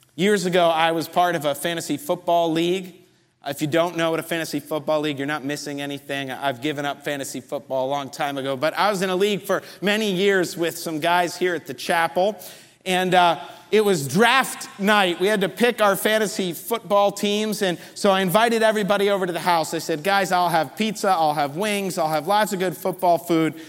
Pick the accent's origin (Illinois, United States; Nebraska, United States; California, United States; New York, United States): New York, United States; just outside New York City, United States; moved away; I grew up just outside New York City in a Jewish community